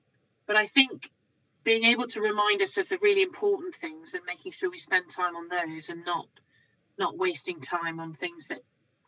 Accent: New York, United States; born there; And so I was born in New York. And so, you know, when you're born in the US, you become a US citizen.

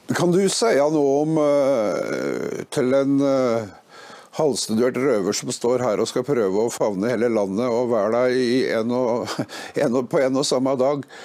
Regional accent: Innlandet, Norway; Jeg kommer fra Østerdalen

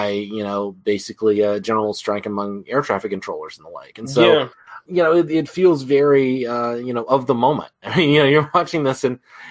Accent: United States; I'm an American

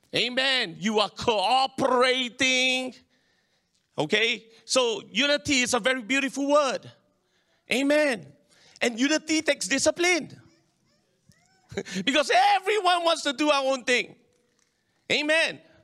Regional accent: Singapore; I'm Singaporean. This is my country. This is my land.

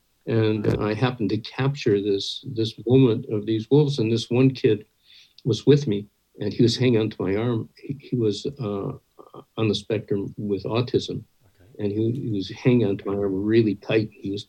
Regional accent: Midwest, United States; I grew up in the American Midwest in a family that was terrified of animals.

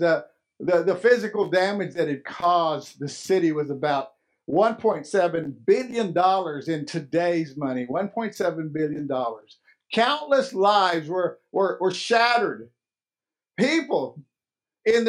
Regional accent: Lubbock, Texas, United States; my hometown, Lubbock, Texas.

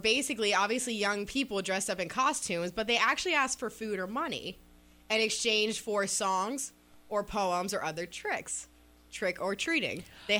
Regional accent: Columbus, Ohio, United States; where I grew up in Columbus, Ohio

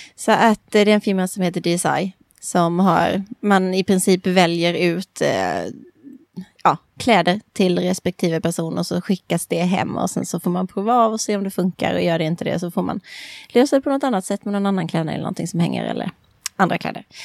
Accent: Växjö, Kronoberg County, Sweden; Det var min bästa kompis mamma var dansinstruktör i en klubb hemma i Växjö

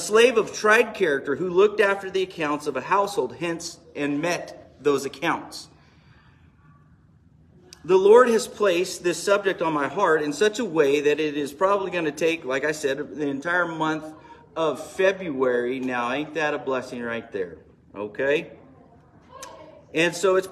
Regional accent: Bakersfield, California, United States; I am from Bakersfield

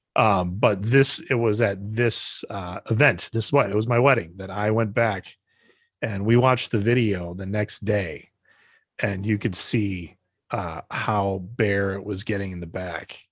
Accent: Brodhead, Wisconsin, United States; born or raised there; moved away

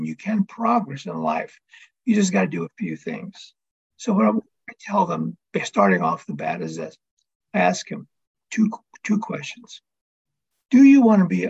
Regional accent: reservation in Northern Arizona, United States; I am half Hopi and half Navajo. Born and raised on the reservation here in Northern Arizona.

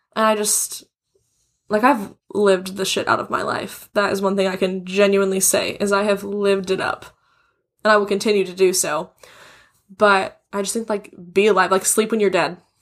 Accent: Wichita, Kansas, United States; now in Texas, United States; we're both from Wichita, Kansas, a very small place in the scheme of things.

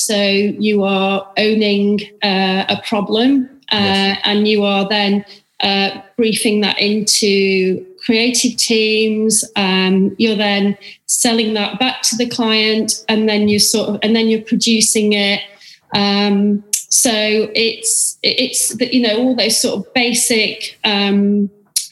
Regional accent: Manchester, North West England, United Kingdom; moved away as an adult; also born or lived in Sydney, Australia

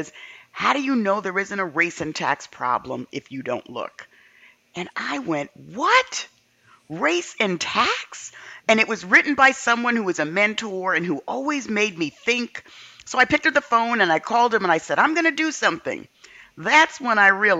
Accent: New York City, New York, United States; Growing up in the South Bronx

